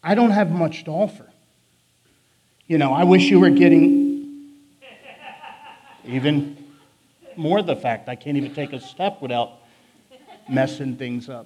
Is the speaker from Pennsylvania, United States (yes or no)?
yes; Philadelphia, Pennsylvania, United States; accent: northern; I will talk way faster than any human being should ever talk, because I'm from Philly. I have a northern speech impediment